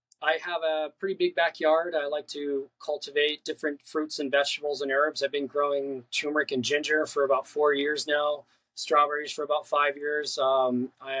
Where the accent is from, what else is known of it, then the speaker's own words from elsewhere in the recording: Colorado, United States; also born or lived in California; now in Long Beach, United States; I was born here in California, but lived most of my life in Colorado. I was a mountain boy